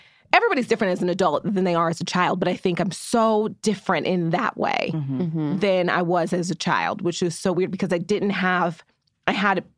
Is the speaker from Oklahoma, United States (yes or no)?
yes; Muskogee, Oklahoma, United States; I grew up in Muskogee, Oklahoma, which is a really white country town in Oklahoma.